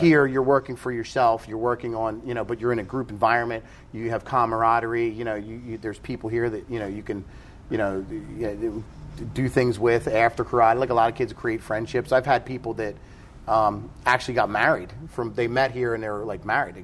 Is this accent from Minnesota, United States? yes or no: no; New Jersey, United States; moved away as an adult; I grew up in South Jersey